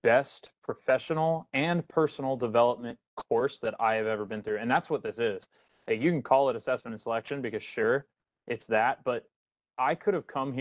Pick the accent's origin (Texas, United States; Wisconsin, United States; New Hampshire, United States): Texas, United States; San Antonio; moved away as an adult; now in Okinawa, Japan; I grew up in San Antonio, Texas